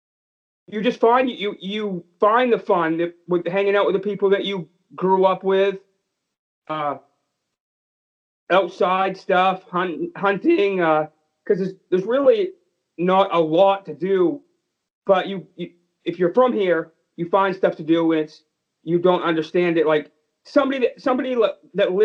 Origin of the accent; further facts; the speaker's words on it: Harrington, Maine, United States; I was born in Maine and raised in Maine. Grew up with in a small town